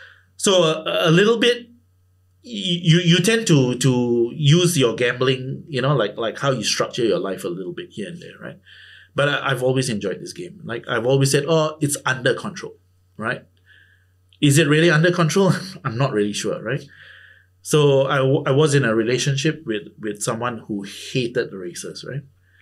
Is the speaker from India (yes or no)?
yes; India; Considering that I'm Indian, right?